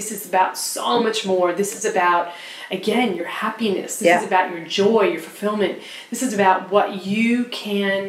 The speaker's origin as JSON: {"language": "English", "country": "United States", "tie": "born or raised there", "moved": "yes", "lives_now": "Australia", "said": "I was educated growing up in the States"}